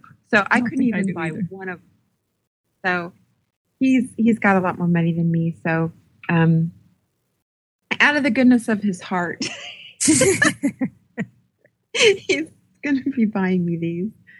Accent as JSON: {"language": "English", "region": "New Mexico", "country": "United States", "tie": "born or raised there", "said": "But growing up in New Mexico, I heard that a lot."}